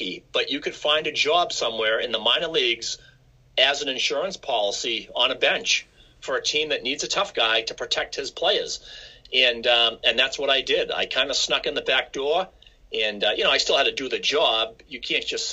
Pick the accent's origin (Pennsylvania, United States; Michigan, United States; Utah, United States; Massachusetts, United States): Massachusetts, United States; Quincy; I grew up in Quincy, Massachusetts, which is a city just south of Boston